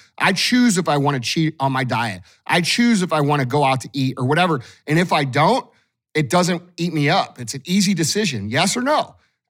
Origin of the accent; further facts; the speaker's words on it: St. Louis, Missouri, United States; I'm from St. Louis, just like all you guys listening probably are.